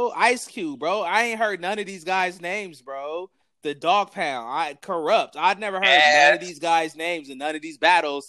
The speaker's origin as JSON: {"language": "English", "town": "Compton", "region": "California", "country": "United States", "tie": "born or raised there", "said": "I'm in LA right now. I grew up in Compton."}